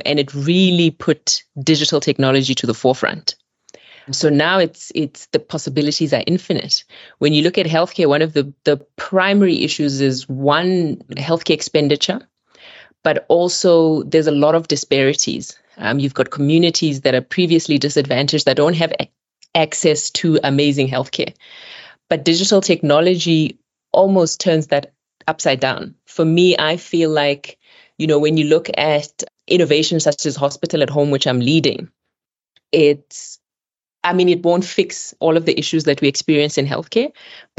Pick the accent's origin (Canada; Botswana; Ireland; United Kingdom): Botswana; moved away as an adult; also born or lived in Melbourne, Australia; now in South Africa; I'm originally from Botswana